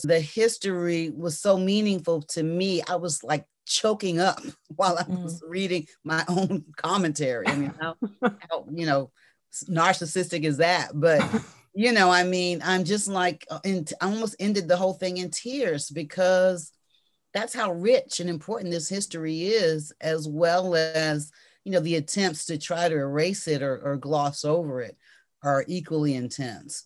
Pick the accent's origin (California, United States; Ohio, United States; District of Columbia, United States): District of Columbia, United States; Washington; I'm a native Washingtonian.